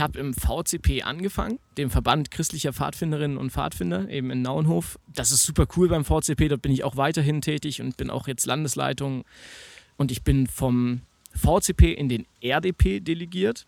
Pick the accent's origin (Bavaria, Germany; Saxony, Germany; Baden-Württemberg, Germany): Saxony, Germany; Naunhof; now in Chemnitz, Germany; Ich komme aus Naunhof ursprünglich, das ist bei Leipzig